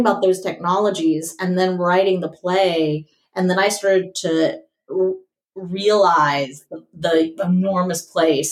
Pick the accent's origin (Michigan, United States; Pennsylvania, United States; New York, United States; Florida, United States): Florida, United States; Tallahassee; moved away as an adult; also born or lived in Atlanta, Georgia / Los Angeles, California; now in Philadelphia, United States; I grew up right outside Tallahassee